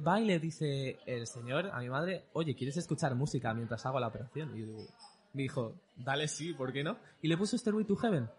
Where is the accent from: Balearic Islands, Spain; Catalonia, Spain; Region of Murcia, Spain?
Balearic Islands, Spain; Mallorca; also born or lived in Bordeaux; nací en Bordeos, pero básicamente me he criado aquí en Mallorca